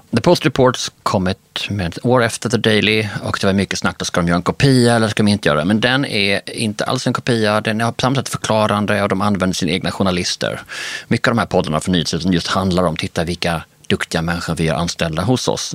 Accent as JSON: {"language": "Swedish", "region": "Skåne", "country": "Sweden", "also_born_or_lived": "Denmark", "said": "vi kan ju som skåningar"}